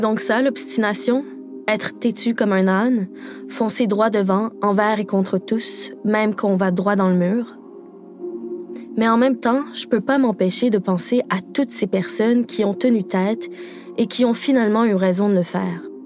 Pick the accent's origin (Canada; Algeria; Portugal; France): Canada; Quebec; au Québec, parce que oui, je suis québécoise